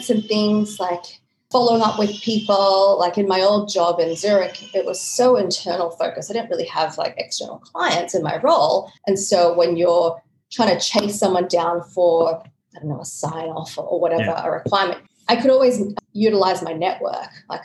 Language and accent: English; Australia; moved away as an adult; also born or lived in Sydney, Australia / Switzerland / Hong Kong; I'm from Australia, started the career in Sydney, moved to Switzerland, then I was in Hong Kong